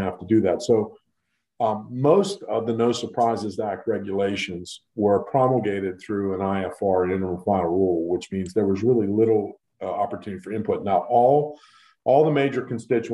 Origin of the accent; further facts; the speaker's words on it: Western Pennsylvania, United States; I'm born and raised in Western Pennsylvania